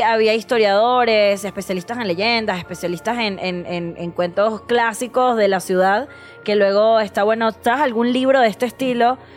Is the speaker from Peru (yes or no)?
no; Venezuela; now in Mexico City, Mexico; soy venezolana